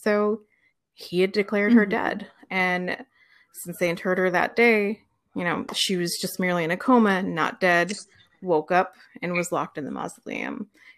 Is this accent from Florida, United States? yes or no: yes; Florida, United States; So I grew up in Florida, yes.